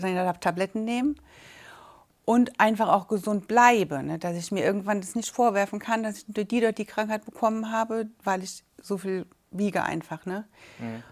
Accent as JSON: {"language": "German", "town": "Braubach", "region": "Rhineland-Palatinate", "country": "Germany", "said": "wir kommen aus Braubach"}